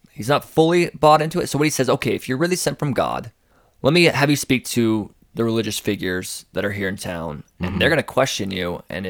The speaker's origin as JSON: {"language": "English", "country": "United States", "said": "We're American."}